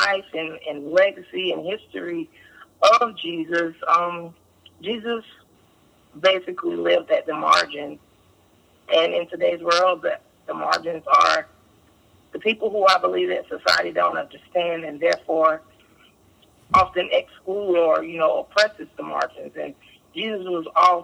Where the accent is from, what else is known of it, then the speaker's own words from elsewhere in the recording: Durham, North Carolina, United States; I'm from Durham, North Carolina. Grew up here in Durham, North Carolina